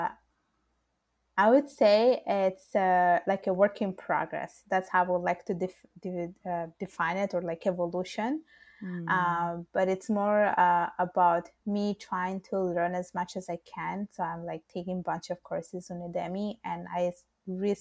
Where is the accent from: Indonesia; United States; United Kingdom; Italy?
Italy; English is a second language; moved away as an adult; now in Montreal, Canada; my parents are born in Bangladesh, and I was born and raised in Italy